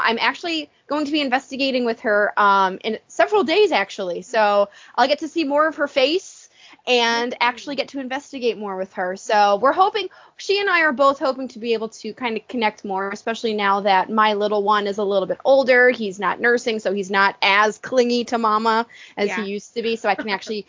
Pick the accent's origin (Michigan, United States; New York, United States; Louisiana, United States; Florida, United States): New York, United States; Buffalo; we're both from Buffalo, New York